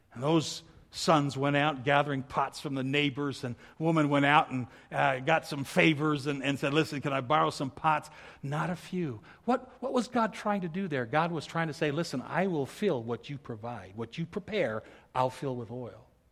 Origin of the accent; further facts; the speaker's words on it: Milwaukee, Wisconsin, United States; When I was a little kid growing up in Milwaukee